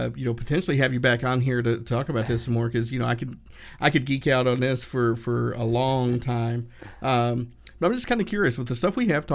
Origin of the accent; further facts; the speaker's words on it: Northeast Tennessee, United States; I grew up in Northeast Tennessee, not far from Dollywood